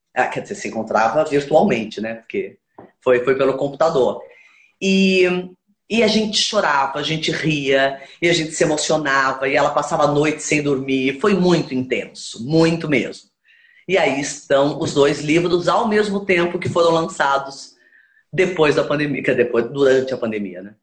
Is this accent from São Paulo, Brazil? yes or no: yes; Campinas, São Paulo, Brazil; Eu sou de Campinas, sou do interior de São Paulo.